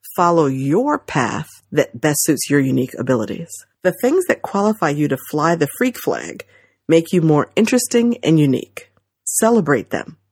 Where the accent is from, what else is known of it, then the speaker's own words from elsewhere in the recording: New Jersey, United States; growing up in Central Jersey